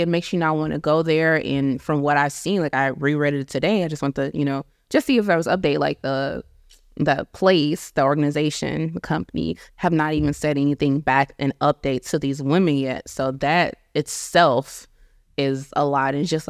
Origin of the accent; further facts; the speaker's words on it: St. Louis, Missouri, United States; also born or lived in Long Beach; now in Texas, United States; I live in Texas, but I'm from St. Louis in Long Beach.